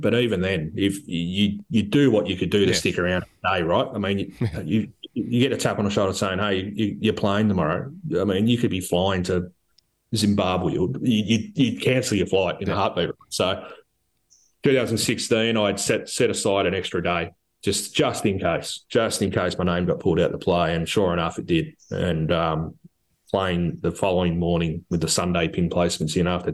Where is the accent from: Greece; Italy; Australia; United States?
Australia; being an Aussie